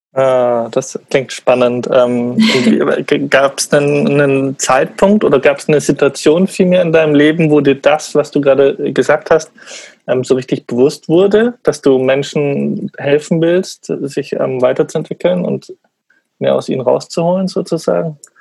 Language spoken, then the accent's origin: German; Munich, Bavaria, Germany; in Bayern oder in München, wo ich aufgewachsen bin